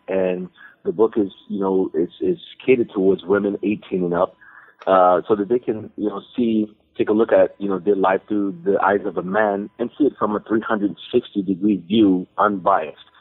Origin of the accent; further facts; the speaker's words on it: Texas, United States; I'm I'm from Texas